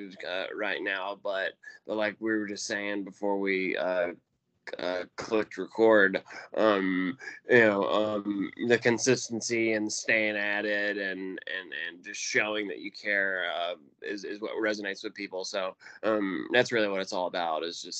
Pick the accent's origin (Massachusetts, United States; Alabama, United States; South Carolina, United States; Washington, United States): Alabama, United States; Birmingham; I grew up in the Birmingham area